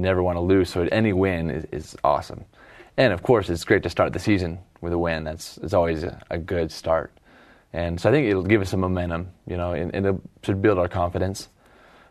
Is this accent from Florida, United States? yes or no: no; Eagle, Idaho, United States; now in Provo, United States; my hometown team